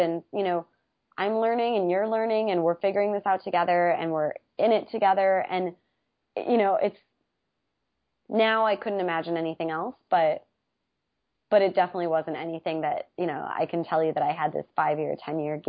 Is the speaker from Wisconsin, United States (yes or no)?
yes; Wisconsin, United States; moved away; I'm from Wisconsin originally, which is in the Midwest, and I love being from Wisconsin